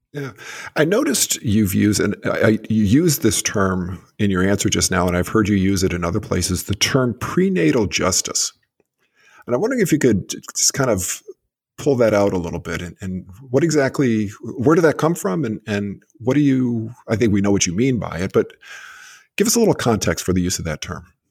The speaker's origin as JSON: {"language": "English", "region": "Massachusetts", "country": "United States", "tie": "born or raised there", "said": "Massachusetts, too, my home state"}